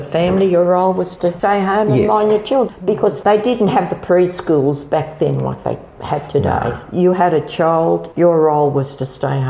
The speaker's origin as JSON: {"language": "English", "town": "Sydney", "region": "New South Wales", "country": "Australia", "tie": "born or raised there", "lives_now": "Kiama, Australia", "said": "No, I was born in Sydney and we came for a drive. I think it was in the early 60s and we fell in love with Kiama. We bought the land in 1970. We came and moved in this house in 1974."}